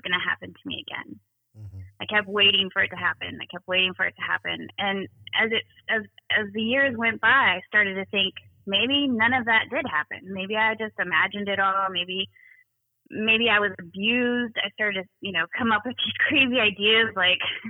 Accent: California, United States; moved away as an adult; also born or lived in East Coast; Moved away from California, moved to the East Coast, and started kind of living my life as an adult

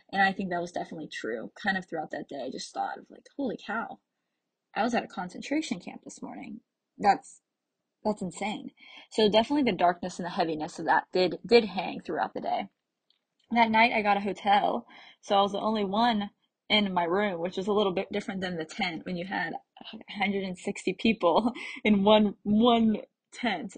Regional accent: United States; I am from the United States

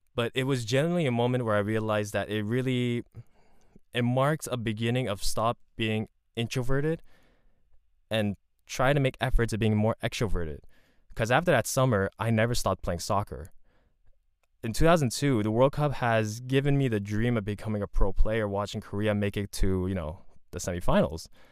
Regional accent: Montreal, Quebec, Canada; I grew up in Montreal.

